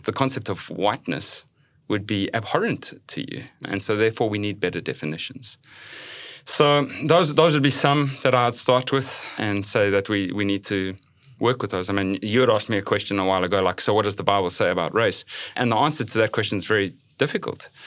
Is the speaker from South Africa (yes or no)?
yes; South Africa; moved away as an adult; now in United States; I'm from South Africa.